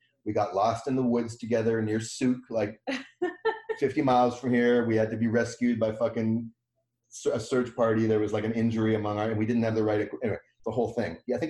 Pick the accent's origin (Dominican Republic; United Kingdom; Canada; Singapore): Canada; Vancouver, British Columbia; moved away as an adult; also born or lived in Montreal / New York City / Seattle; now in Victoria, Canada; I grew up in the Vancouver Jewish community, which is pretty small, pretty conservative, when it came to Israel.